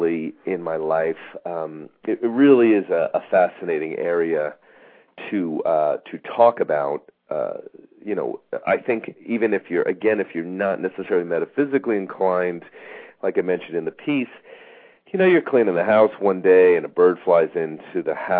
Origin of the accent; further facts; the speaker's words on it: Long Island, New York, United States; I grew up on Long Island in New York